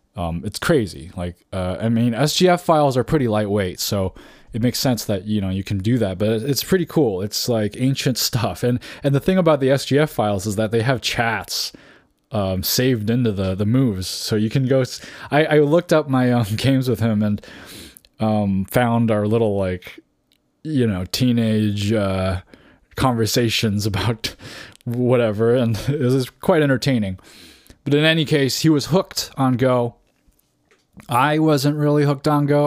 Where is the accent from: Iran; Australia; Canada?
Canada; moved away as an adult; now in California, United States; I moved from Canada, is where I grew up, uh, t, uh, and moved to California.